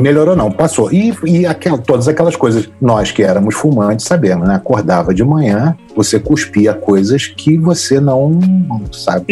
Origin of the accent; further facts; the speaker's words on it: Rio de Janeiro, Brazil; Eu sou do Rio de Janeiro, nascido e criado no Lins de Vasconcelos, no Rio de Janeiro